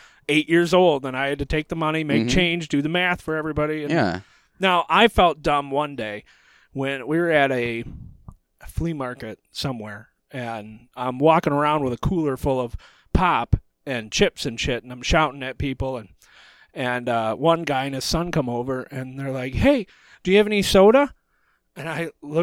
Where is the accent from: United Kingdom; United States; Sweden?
United States; Michigan; We're from Michigan